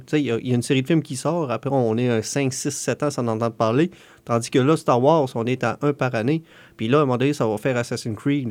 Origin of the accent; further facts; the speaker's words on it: Canada; on est Canadien